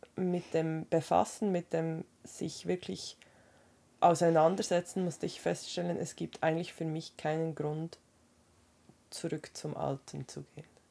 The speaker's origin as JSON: {"language": "German", "country": "Switzerland", "said": "bei uns in der Schweiz"}